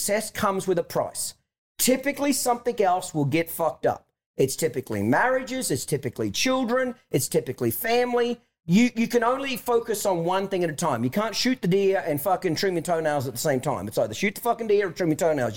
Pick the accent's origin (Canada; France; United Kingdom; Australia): Australia; moved away as an adult; now in United States; I'm from Australia originally, moved here in 1997